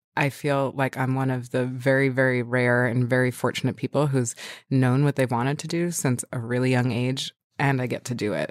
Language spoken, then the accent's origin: English; New York City, New York, United States; moved away as an adult; also born or lived in Westchester / Brooklyn; I was born in Manhattan. Um, I was born at Beth Israel Hospital.